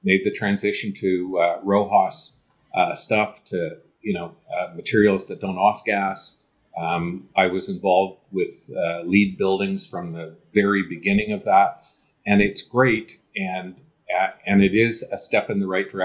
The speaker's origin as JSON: {"language": "English", "country": "Canada", "said": "as a Canadian"}